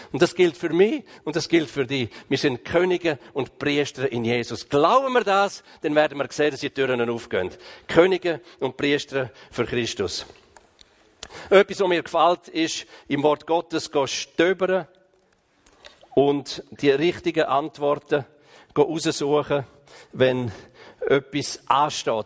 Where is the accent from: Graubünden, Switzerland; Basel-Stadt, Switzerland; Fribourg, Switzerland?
Graubünden, Switzerland; Ich komme ja aus dem Kanton Graubünden